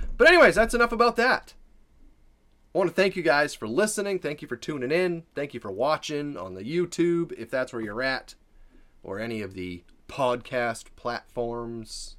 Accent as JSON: {"language": "English", "region": "Maine", "country": "United States", "said": "I'm from Maine"}